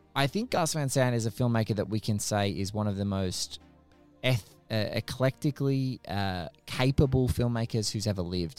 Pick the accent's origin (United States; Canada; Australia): Australia; as an Aussie